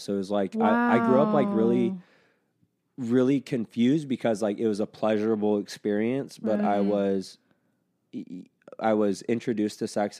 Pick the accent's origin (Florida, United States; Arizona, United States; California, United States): Arizona, United States; Arizona. I grew up in Arizona.